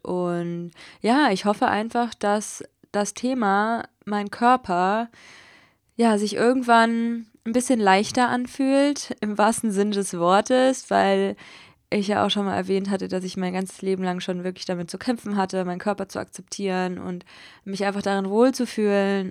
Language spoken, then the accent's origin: German; Hesse, Germany; moved away as an adult; also born or lived in Berlin; jetzt wohne ich einfach in Hessen, dort wo ich auch aufgewachsen bin, dort in der Nähe